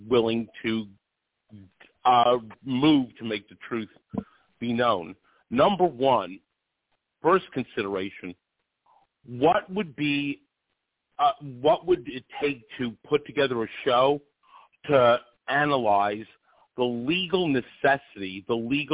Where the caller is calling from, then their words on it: Rochester, New York, United States; I'm calling from Rochester, New York